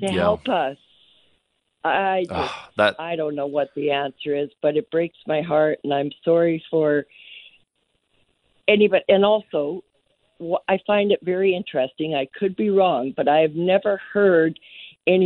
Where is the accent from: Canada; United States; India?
Canada; St. Albert, Alberta; I grew up in St. Albert, which used to be kind of a small town.